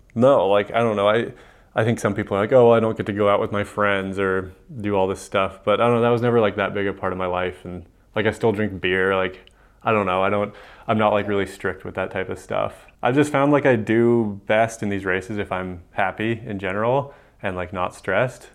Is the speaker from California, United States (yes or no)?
no; Missoula, Montana, United States; I grew up in Missoula and then went away for college